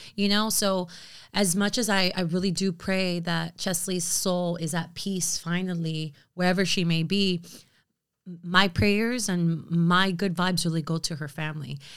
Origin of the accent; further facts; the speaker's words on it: United States; I am American, but I am also very much Latina.